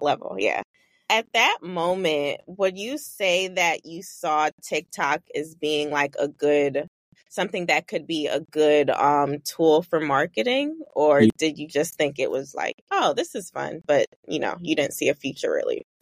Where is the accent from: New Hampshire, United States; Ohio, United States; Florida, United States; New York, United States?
New York, United States; New York City; now in Los Angeles, United States; from Brooklyn, but I live